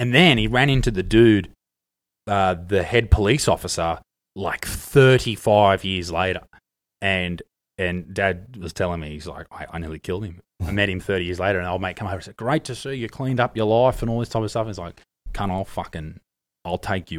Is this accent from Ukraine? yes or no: no; Ireland; Yeah, so he was in one of those filthy Irish wagons. I'm Irish, I can say that.